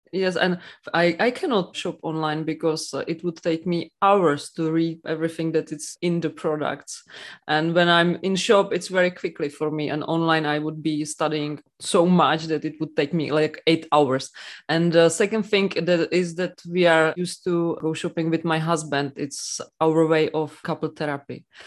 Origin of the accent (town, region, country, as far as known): Czechia; English is a second language